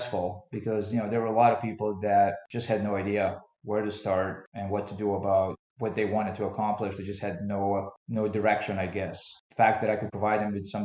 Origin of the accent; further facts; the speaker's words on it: Bosnia & Herzegovina; moved away; also born or lived in Philadelphia; When I grew up in Bosnia, I played a lot of team sports like basketball and soccer